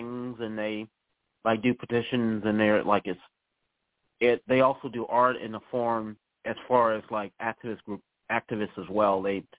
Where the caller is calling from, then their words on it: Charlottesville, Virginia, United States; I'm calling from Charlottesville, Virginia.